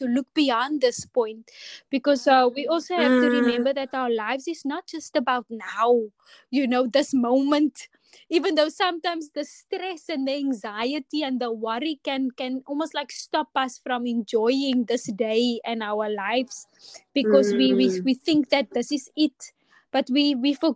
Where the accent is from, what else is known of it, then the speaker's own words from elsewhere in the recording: Atlantis, Western Cape, South Africa; I grew up in Atlantis, and my parents still live here